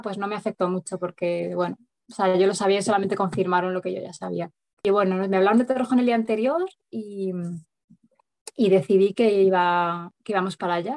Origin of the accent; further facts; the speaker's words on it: Madrid, Community of Madrid, Spain; moved away as an adult; now in Sierra Norte de Madrid, Spain; vivo en un pueblo de la Sierra Norte de Madrid, aunque soy de Madrid capital